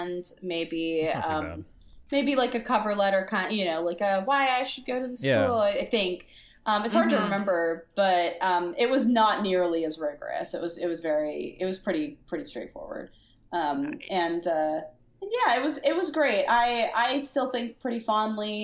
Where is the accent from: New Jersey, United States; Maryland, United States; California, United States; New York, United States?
Maryland, United States; moved away as an adult; I'm from the East Coast, I grew up in Maryland